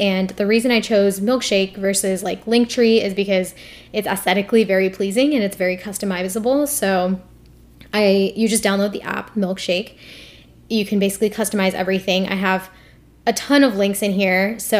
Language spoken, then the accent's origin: English; India; the fact that I'm Indian, the fact that I'm a medical student, that I have a podcast, and then my email.